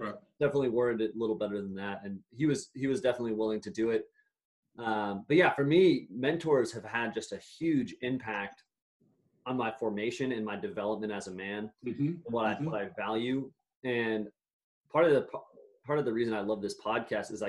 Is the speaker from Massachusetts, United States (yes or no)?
yes; Massachusetts, United States; I'm from Massachusetts, and I at the time was at a very liberal public high school